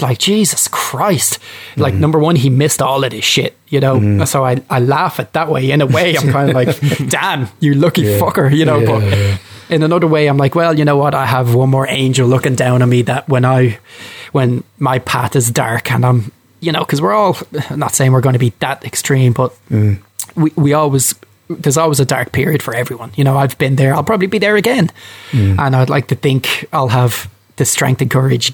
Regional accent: Ireland; And I'm Irish. I'm Irish

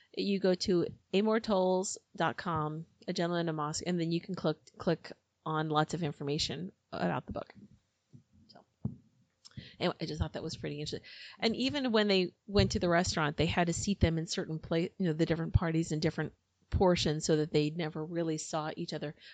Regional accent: United States; I'm American

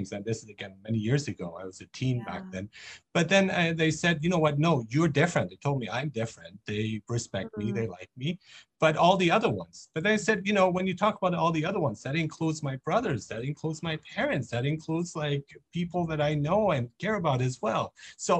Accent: Nuremberg, Bavaria, Germany; I grew up in Germany, in Nuremberg

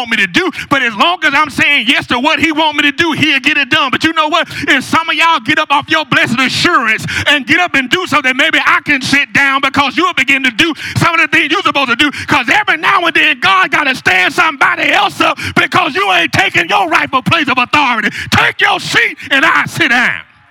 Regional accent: Newport News, Virginia, United States; I'm from Newport News

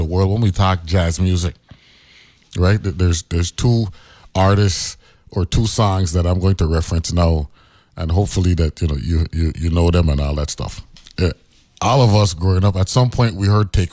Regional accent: U.S. Virgin Islands; we grew up here

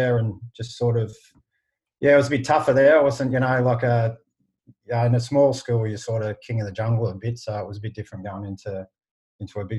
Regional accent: Shepparton, Victoria, Australia; people know I'm from Shepparton within a couple of minutes

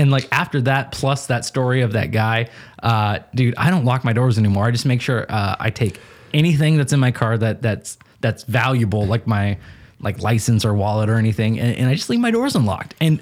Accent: Salem, Oregon, United States; also born or lived in Keizer, Oregon / Washington; I grew up in South Salem my entire, for 18 years

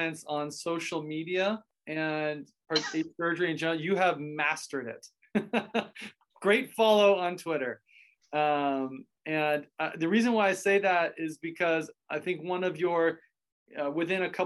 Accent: Toronto, Ontario, Canada; moved away; also born or lived in rural Pennsylvania; I'm originally from Canada and lived in Toronto and then moved to rural Pennsylvania.

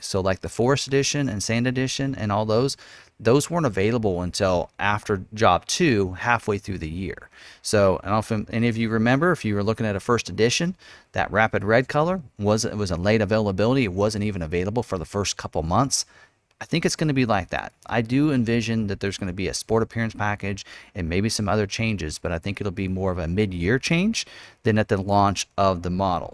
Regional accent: Lawrence, Kansas, United States; born and raised in Lawrence, Kansas, Jayhawk Country

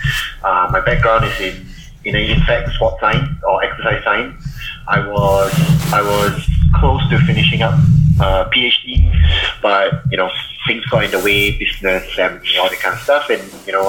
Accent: Singapore; moved away as an adult; now in Melbourne, Australia; I'm actually from Singapore, so I came over in 2007.

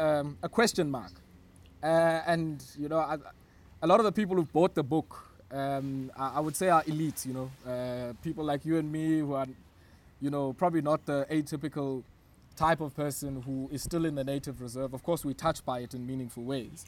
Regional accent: Queenstown, Eastern Cape, South Africa; So I grew up in Queenstown. Queenstown is in the Republic of South Africa at the time

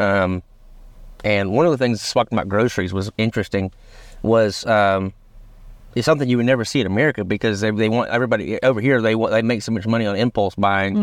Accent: Rome, United States; we're both from Rome

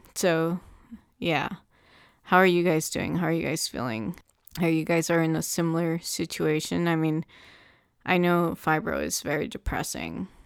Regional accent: Southern California, United States; I'm from Southern California

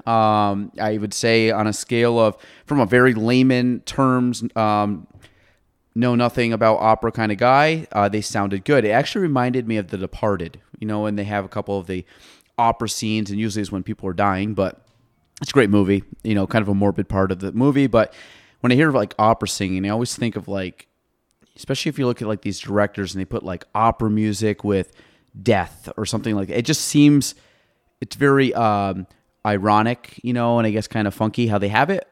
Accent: Chazy, New York, United States; moved away as an adult; now in Plattsburgh area, United States; I was from Shazy.

